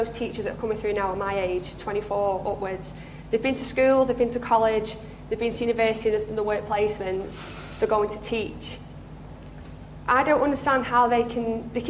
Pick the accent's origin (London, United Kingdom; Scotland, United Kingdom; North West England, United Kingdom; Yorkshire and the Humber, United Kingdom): North West England, United Kingdom; the Northwest; I'm from the Northwest